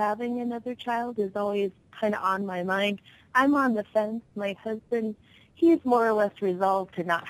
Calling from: Las Vegas, Nevada, United States; I'm calling from Las Vegas, Nevada.

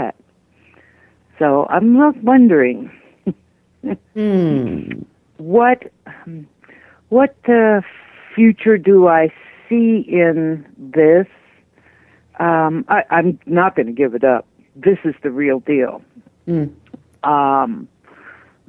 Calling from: Colorado, United States; I'm calling from Colorado.

